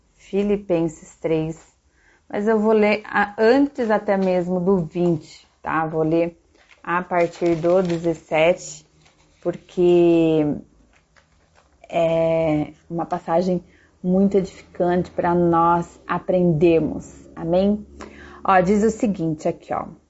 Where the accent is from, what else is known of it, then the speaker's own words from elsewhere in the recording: Piracicaba, São Paulo, Brazil; eu sou brasileira, então a minha cidadania é brasileira, né? Nasci numa cidade chamada Piracicaba, que está dentro do país chamado Brasil.